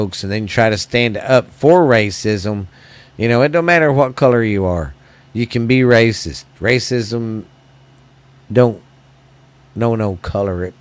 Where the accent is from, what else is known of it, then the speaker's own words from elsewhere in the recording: United States; as Americans